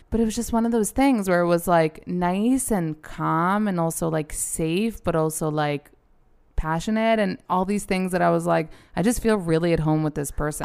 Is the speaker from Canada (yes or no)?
no; New York, United States; we're both born and raised in New York